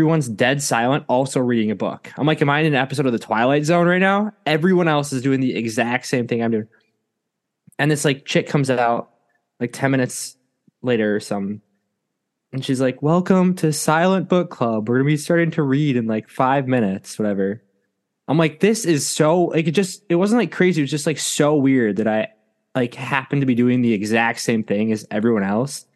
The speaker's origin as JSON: {"language": "English", "region": "Minnesota", "country": "United States", "moved": "yes", "lives_now": "Georgia, United States", "said": "I told him from Minnesota"}